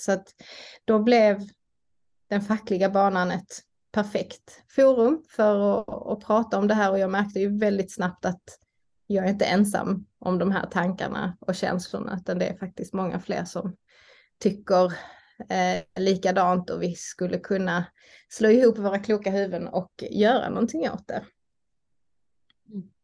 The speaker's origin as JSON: {"language": "Swedish", "town": "Malmö", "region": "Skåne", "country": "Sweden", "tie": "born or raised there", "said": "bor jag i Malmö där jag är uppvuxen"}